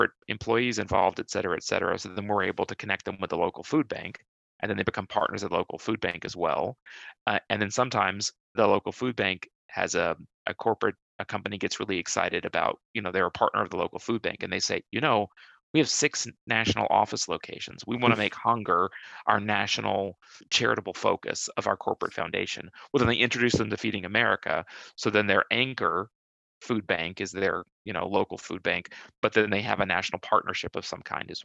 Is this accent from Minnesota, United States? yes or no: yes; Minnesota, United States; moved away; food bank in my hometown is Second Harvest Heartland